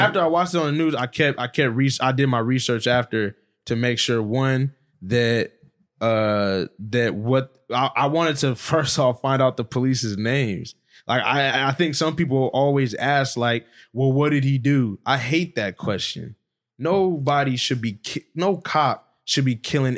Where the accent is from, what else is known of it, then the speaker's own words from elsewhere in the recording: Stockton, California, United States; also born or lived in Hayward, California; I grew up on the north side of Stockton